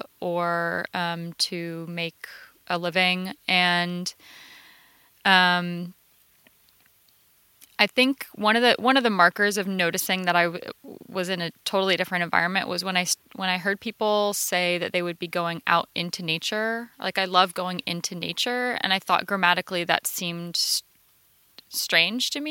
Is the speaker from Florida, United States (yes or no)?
yes; rural north central Florida, United States; now in Los Angeles, United States; In rural north central Florida